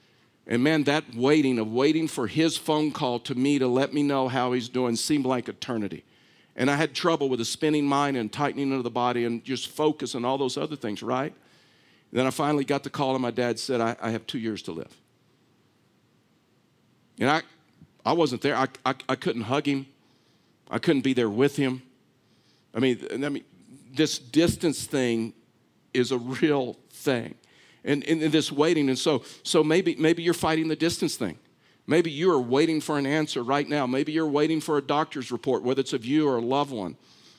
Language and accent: English; Texas, United States; I'm from Texas. Just wanted to get that out there. I know you didn't know that because I've lost my accent.